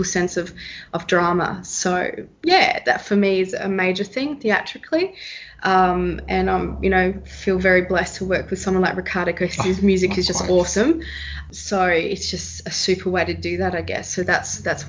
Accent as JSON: {"language": "English", "country": "Australia", "accent": "Australian", "said": "I have an Australian accent"}